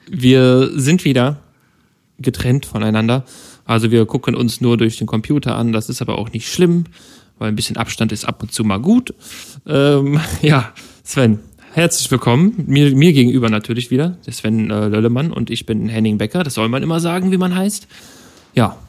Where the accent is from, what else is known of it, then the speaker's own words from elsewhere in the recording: Germany; als Deutscher, äh, lebe in Deutschland